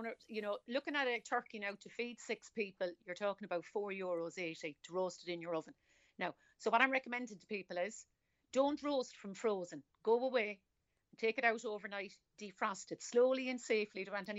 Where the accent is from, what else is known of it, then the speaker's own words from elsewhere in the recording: Cork, Munster, Ireland; accent: Cork; I am. I'm from Cork City.